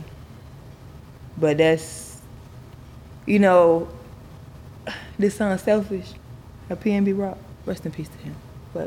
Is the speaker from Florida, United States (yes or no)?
yes; Broward County, Florida, United States; from Broward County, Florida